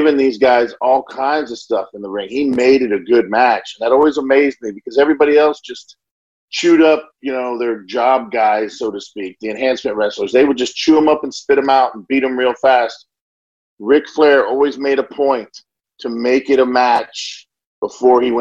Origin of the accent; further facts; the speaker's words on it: Florida, United States; I grew up in Florida